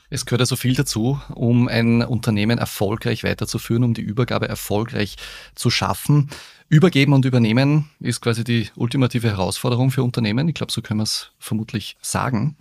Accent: Upper Austria, Austria; bei uns in Oberösterreich

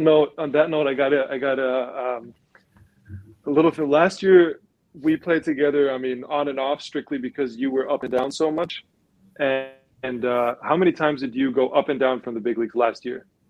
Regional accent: Germany; growing up, growing up in Germany

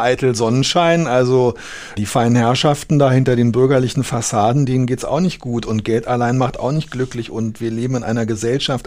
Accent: Berlin, Germany; moved away as an adult; also born or lived in Koblenz; ich habe in Berlin gelebt mit äh, kleinen Unterbrechungen, bis ich Ende, mit Ende 20 weggezogen bin.

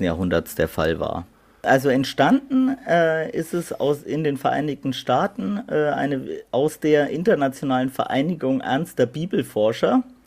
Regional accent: Middle Franconia, Bavaria, Germany; wir kommen ja aus Mittelfranken

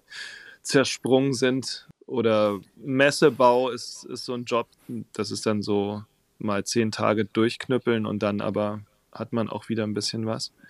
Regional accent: Waldenbuch, Baden-Württemberg, Germany; also born or lived in Tübingen / Husum; now in Hamburg, Germany; Von daher bin ich letztlich in Süddeutschland aufgewachsen, in diesem kleinen Ort Weidenbuch, wo auch die Rittersportschokolade herkommt

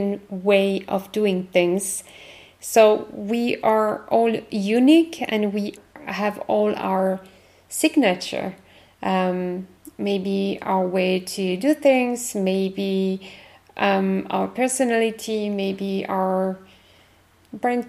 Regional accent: France; accent: French; English is a second language; my French accent

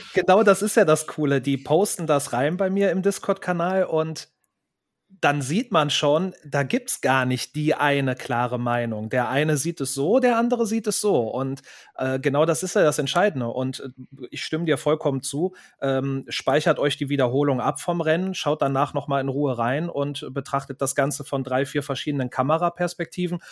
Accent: Cologne, North Rhine-Westphalia, Germany; hier in meiner Heimatstadt Köln

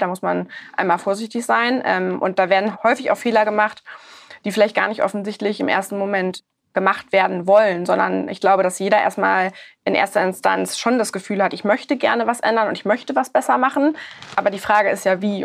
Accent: Hamburg, Germany; ich bin Hamburgerin

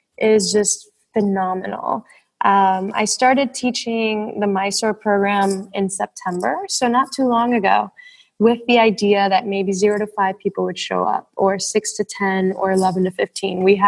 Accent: Puerto Rico; moved away as an adult; I'm from the Caribbean. I'm from Puerto Rico.

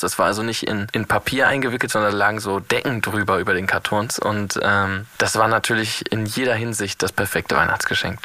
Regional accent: Northern Germany, Germany; als Norddeutscher

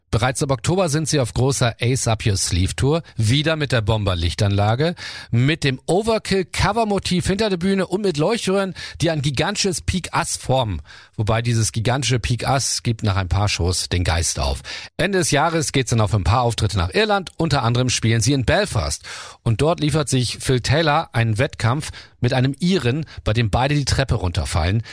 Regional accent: Germany; Bei uns in Deutschland

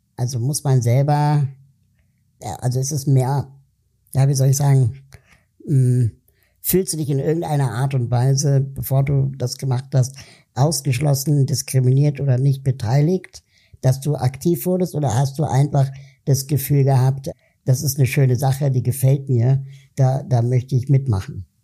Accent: Berlin, Germany; als Deutscher, als Berliner

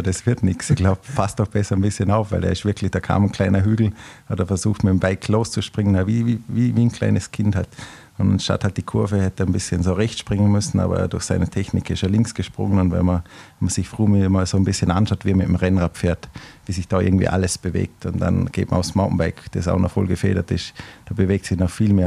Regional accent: Austria; Österreich, wo ich herkomme

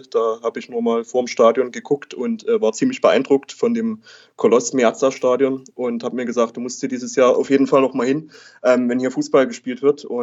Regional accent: Saxony, Germany; ähm, bin 28 Jahre inzwischen. Ähm, zu Dynamo äh, bin ich gekommen. Ich komme äh, aus der Region, wohne auch aktuell jetzt wieder in Dresden ähm, und ähm, bin auch in der Region aufgewachsen.

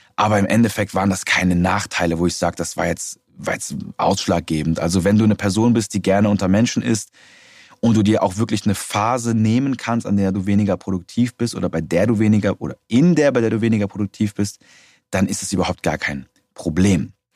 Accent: Germany; bei uns in Deutschland

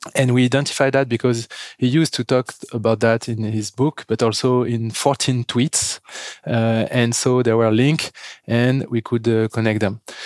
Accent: France; accent: French; English is a second language; As you can hear with my accent, we are French

